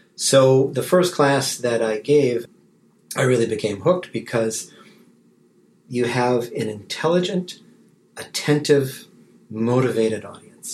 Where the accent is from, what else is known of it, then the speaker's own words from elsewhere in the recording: Wisconsin, United States; moved away as an adult; also born or lived in Kansas / Ann Arbor, Michigan / Atlanta, Georgia; now in Texas, United States; I was uh, born and raised in Wisconsin